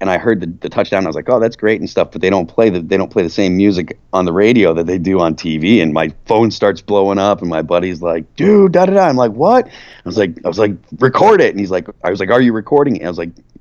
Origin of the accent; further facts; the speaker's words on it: Massachusetts, United States; moved away; I'm from Massachusetts originally